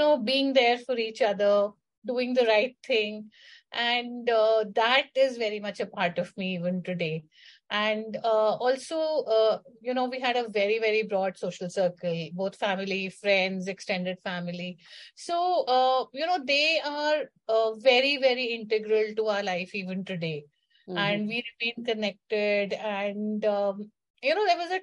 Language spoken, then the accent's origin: English; Delhi, India; I was born and brought up in Delhi in a very cosmopolitan kind of an environment.